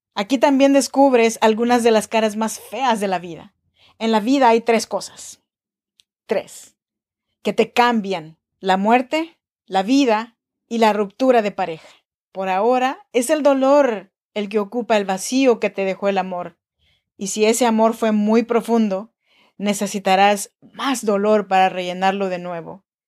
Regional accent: Chinantec region, Oaxaca, Mexico; now in Sacramento, United States; Soy nacida en Oaxaca, México, en la región chinanteca

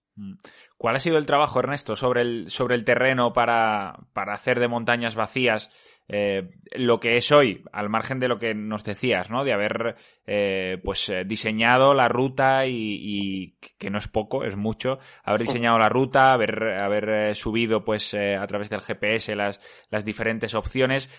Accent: Extremadura, Spain; yo que soy de Extremadura

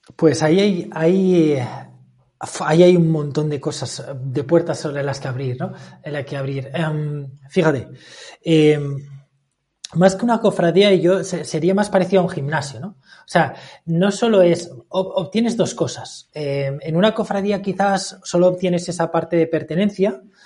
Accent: Valencia, Valencian Community, Spain; moved away as an adult; now in Murcia, Spain; me acaba de mudar a Murcia, yo soy de Valencia

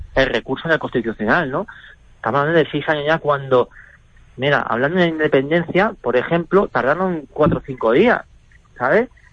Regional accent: Barcelona, Catalonia, Spain; ahora más pillado también aquí en, Barcelona

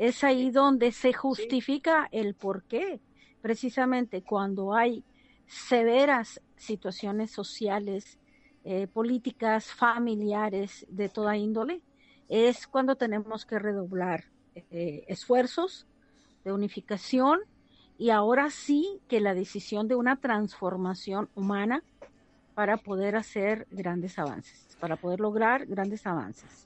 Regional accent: Cócorit, Sonora, Mexico; moved away; Cocori, Sonora, que allá es mi tierra, ese es, ese es mi rancho, es, el área donde yo nací y crecí

